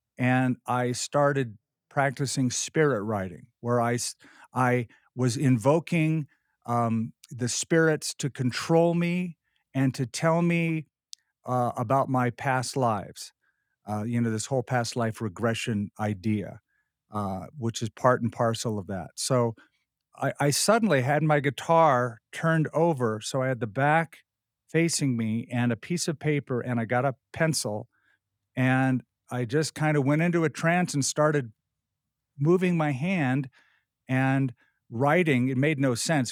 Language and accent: English; Southern California, United States; I was raised in Southern California